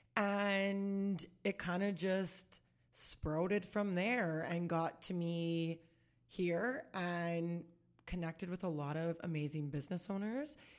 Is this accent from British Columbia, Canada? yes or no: no; Saskatoon, Saskatchewan, Canada; I'm born and raised in Saskatoon